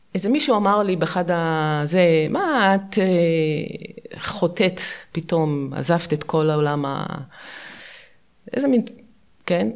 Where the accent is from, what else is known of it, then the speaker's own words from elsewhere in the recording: Ramat Gan, Tel Aviv District, Israel; also born or lived in Pardes Katz, Bnei Brak; גדלנו בפרדס כץ, עברנו, בכיתה ג' עברנו לרמת גן